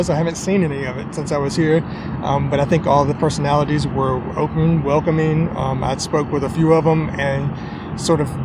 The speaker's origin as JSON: {"language": "English", "region": "the South", "country": "United States", "said": "I'm from the South"}